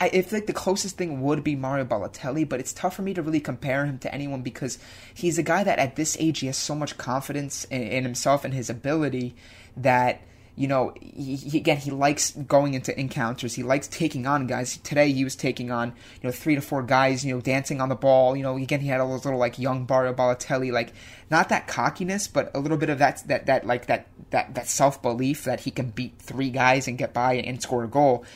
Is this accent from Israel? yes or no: no; United States; as an American